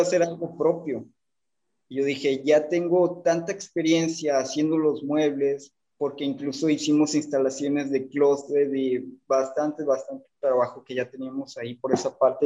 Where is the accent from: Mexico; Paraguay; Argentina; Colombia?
Mexico; Tampico, Tamaulipas; moved away as an adult; now in Monterrey, Mexico; Yo Actualmente vivo en la ciudad de Monterrey, pero soy de Tampico, Tamaulipas.